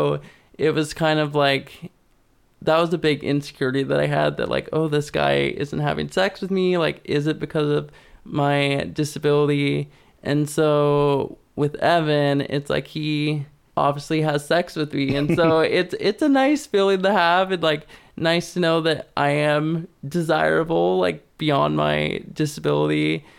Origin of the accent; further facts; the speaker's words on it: Kalispell, Montana, United States; moved away; I mean, I came from Montana, which was super, super conservative.